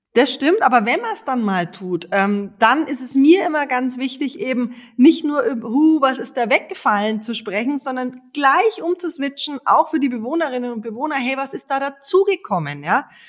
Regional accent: Munich, Bavaria, Germany; bei uns in München

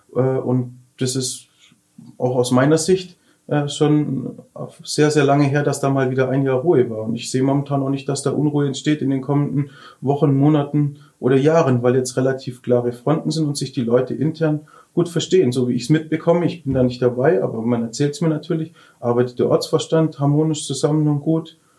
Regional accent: Lindau, Bavaria, Germany; meine Heimatstadt

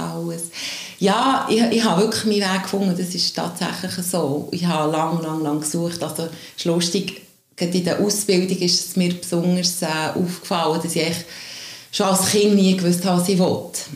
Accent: Diesbach bei Büren, Bern, Switzerland; also born or lived in Zuberg; Ich bin in Diesbach bei Büren aufgewachsen, wohne aber jetzt schon ah, über 15 Jahre hier zu Berg.

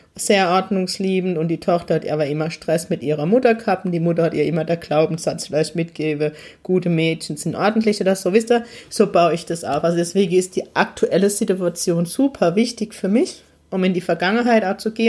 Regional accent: Heidelberg, Baden-Württemberg, Germany; in meiner Heimatstadt Heidelberg

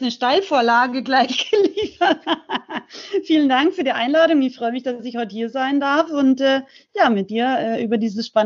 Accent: Salzburg, Austria; now in Unterhaching, Germany; ich bin ursprünglich aus Rauches, aber lebe schon ganz lange äh, in Unterhaching bei München

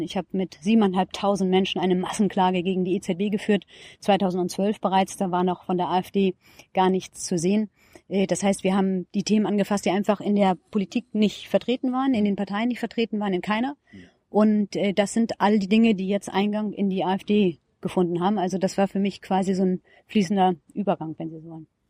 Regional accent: Schleswig-Holstein, Germany; moved away as an adult; also born or lived in Heidelberg; now in Berlin, Germany; Ich bin keine Berlinerin, ich komme aus Schleswig-Holstein

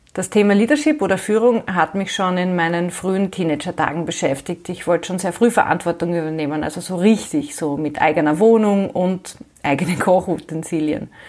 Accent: Graz, Styria, Austria; moved away as an adult; now in Vienna, Austria; Ich bin Österreicherin, ich bin in Graz geboren und aufgewachsen, ich habe auch dort noch studiert und bin dann nach dem Studium vor mittlerweile mehr als 25 Jahren nach Wien gekommen, wo ich derzeit lebe und arbeite.

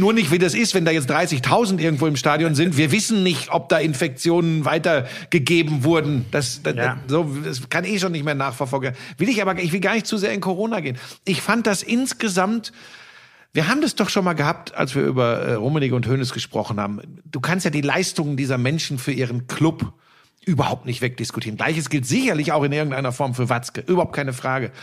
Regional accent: Ruhr area, North Rhine-Westphalia, Germany; now in Munich, Germany; ich komme aus dem Ruhrgebiet

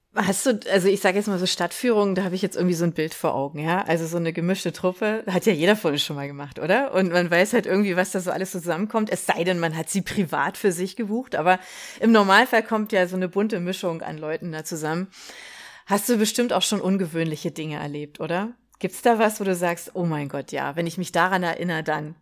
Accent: Berlin, Germany; dass ich ja kein Stuttgarter bin. Ja, ich komme aus Berlin

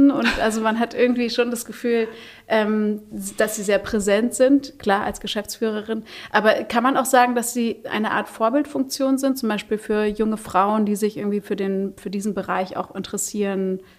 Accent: Hamburg, Germany; Also ich bin ja in Hamburg-Niendorf aufgewachsen

